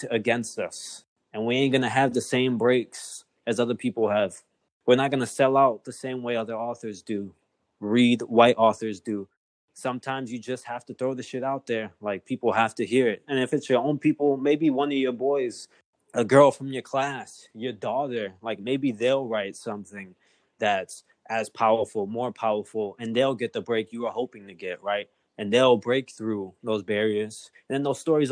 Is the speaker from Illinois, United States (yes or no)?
yes; Chicago, Illinois, United States; I grew up at Humboldt Park